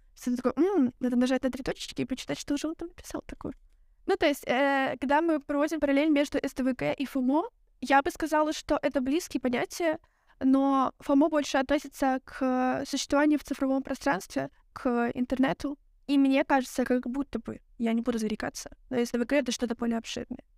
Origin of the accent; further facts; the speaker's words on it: Belarus; now in Lithuania; я из Беларуси, я забыла об этом сказать. А сейчас я живу в Литве